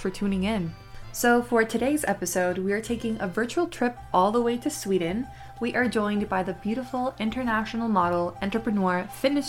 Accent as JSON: {"language": "English", "country": "Puerto Rico", "moved": "yes", "lives_now": "New York, United States", "said": "I'm from Puerto Rico, so I miss the sun. I miss the island"}